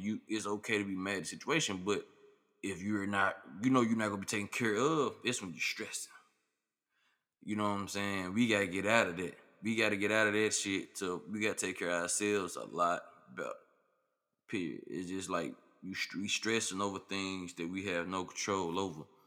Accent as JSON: {"language": "English", "town": "Memphis", "region": "Tennessee", "country": "United States", "said": "I'm from Memphis"}